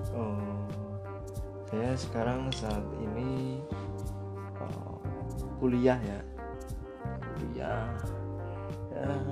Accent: Purbalingga, Central Java, Indonesia; saya asal Purbalingga

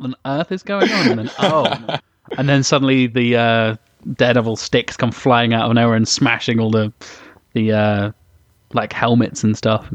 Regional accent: England, United Kingdom; I'm English

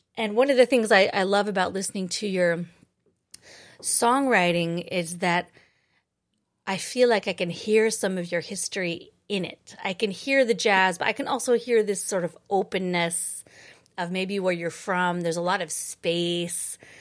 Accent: Boise, Idaho, United States; moved away as an adult; also born or lived in Twin Falls, Idaho; now in New York City, United States; I was born in Twin Falls and raised in Boise

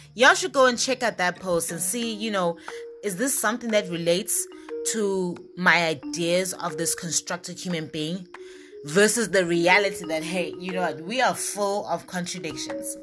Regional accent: Eswatini; moved away as an adult; also born or lived in Norman, Oklahoma, United States / Manzini, Eswatini; when I came back to my home country from Norman, Oklahoma, and I came back to Swaziland, I was living in Manzini, Eswatini

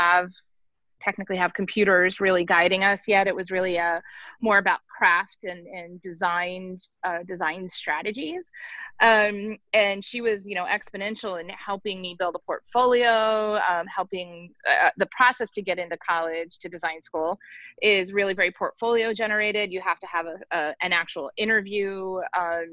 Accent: near Philadelphia / south of Allentown, Pennsylvania, United States; moved away as an adult; now in Baltimore, United States; I grew up near Philly, so Philly wasn't far enough away for me, quite frankly. And neither was New York, because Allentown's pretty close to New York as well.

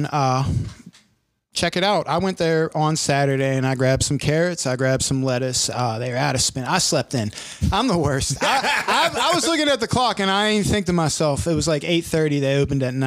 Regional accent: Pittsburgh, Pennsylvania, United States; accent: Yinzer; my Yinzer dialect

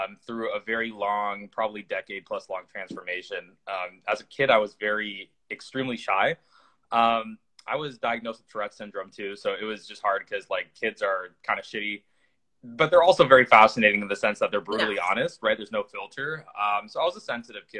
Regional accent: the Northwest, Pacific Northwest, United States; growing up in the Northwest

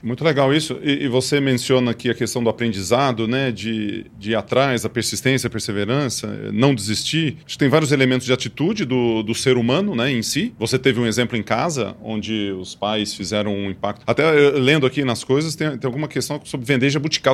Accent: Ituverava, São Paulo, Brazil; eu sou de Tuverava

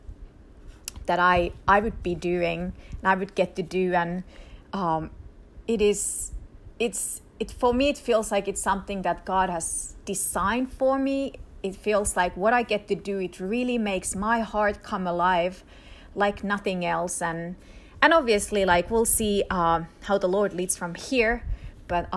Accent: Finland; first language Finnish; English is a second language; moved away as an adult; also born or lived in Israel; I grew up in Finland, quite literally at the Arctic Circle. And so my mother language is Finnish.

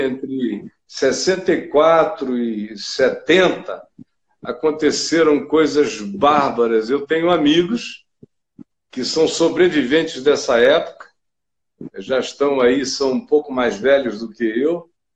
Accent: Rio de Janeiro, Brazil; moved away; cresci no Rio, eu estava aí no Rio quando isso estava acontecendo

